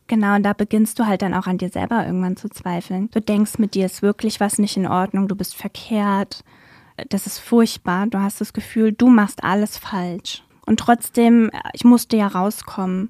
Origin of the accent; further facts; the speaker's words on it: Germany; now in Wiesbaden, Germany; in meinem Heimatort damals, in dem ich auch gewohnt und gearbeitet habe